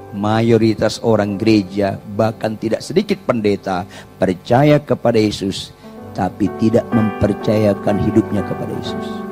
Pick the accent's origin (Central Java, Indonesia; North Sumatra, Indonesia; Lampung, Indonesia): North Sumatra, Indonesia; Batak; saya wong Batak